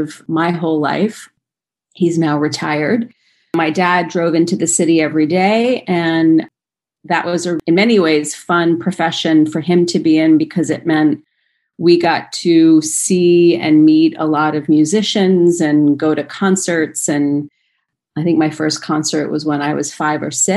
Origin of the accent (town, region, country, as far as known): Rye, New York, United States; born or raised there; now in Los Angeles, United States